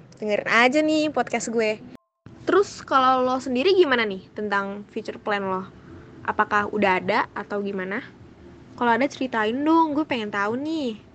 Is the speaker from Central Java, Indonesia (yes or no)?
no; Jakarta, Indonesia; asal gue juga dari Jakarta